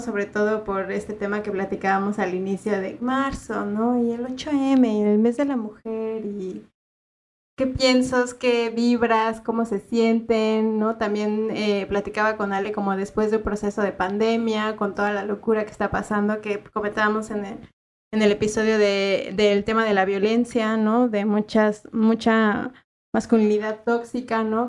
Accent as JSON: {"language": "Spanish", "country": "Mexico", "moved": "as an adult", "lives_now": "Uruguay", "said": "la misma realidad que se vive en mi país"}